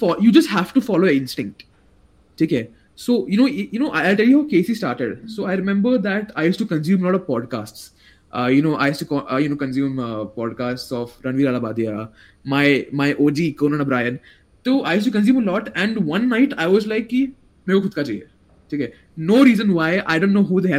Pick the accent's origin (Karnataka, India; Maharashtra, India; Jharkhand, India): Maharashtra, India; Ahmednagar; I'm from a place called Ahmednagar. It's in Maharashtra.